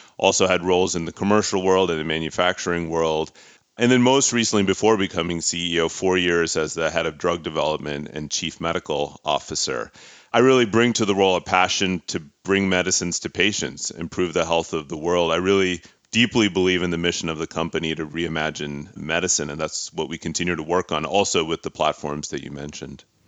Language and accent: English; Pittsburgh, Pennsylvania, United States; moved away; I'm a son of immigrant parents from India. I grew up in Pittsburgh, Pennsylvania